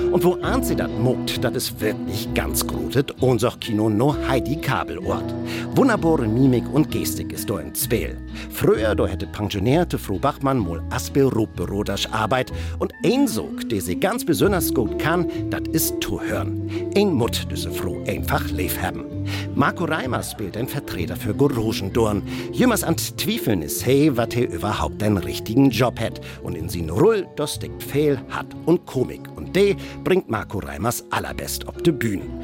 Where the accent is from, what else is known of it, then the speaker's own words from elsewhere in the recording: Frankfurt, Hesse, Germany; Ich bin aus Frankfurt, zum ersten Mal heute hier.